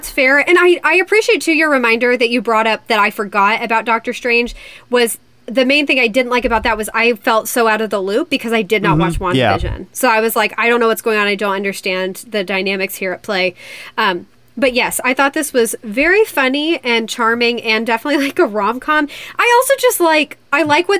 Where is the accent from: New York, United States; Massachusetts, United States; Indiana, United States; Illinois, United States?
Indiana, United States; I'm from Indiana